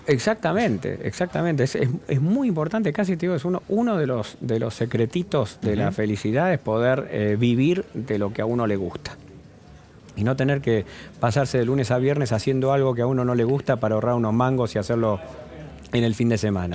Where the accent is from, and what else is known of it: Argentina